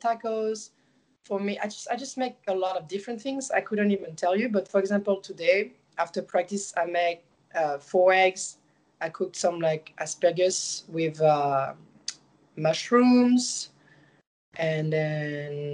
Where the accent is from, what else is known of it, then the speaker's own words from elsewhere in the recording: Marseille, Provence-Alpes-Côte d'Azur, France; English is a second language; moved away as an adult; now in United States; I'm from Marseille and we have like a lot of culture from like the Mediterranean like food